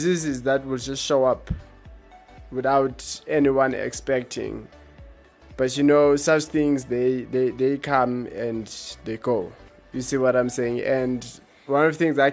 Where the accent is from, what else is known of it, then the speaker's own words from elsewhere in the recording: Eastern Cape, South Africa; I grew up in Eastern Cape, so those are like rural areas.